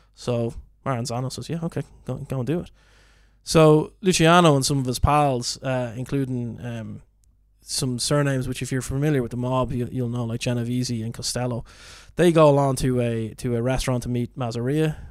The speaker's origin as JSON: {"language": "English", "country": "Ireland", "said": "being Irish"}